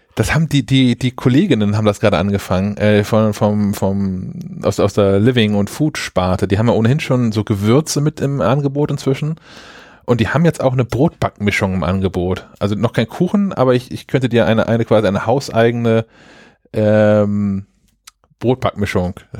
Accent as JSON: {"language": "German", "country": "Germany", "said": "ich nicht einfach als, als Deutscher jetzt einen Handyvertrag in Österreich abschließen darf."}